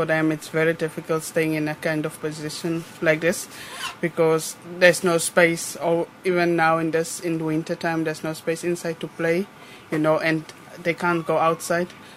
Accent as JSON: {"language": "English", "country": "South Africa", "tie": "born or raised there", "moved": "as an adult", "lives_now": "Athlone, Ireland", "said": "I'm a South African, I'm born in South Africa. My nationality is South African"}